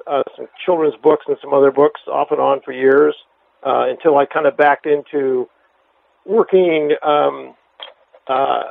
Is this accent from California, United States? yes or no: yes; Palo Alto, California, United States; I grew up in Palo Alto, just south of San Francisco